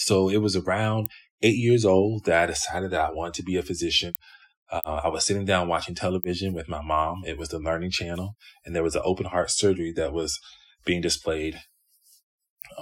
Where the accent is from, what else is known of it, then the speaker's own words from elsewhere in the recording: Greenville, South Carolina, United States; now in Cincinnati, United States; I grew up in Greenville, South Carolina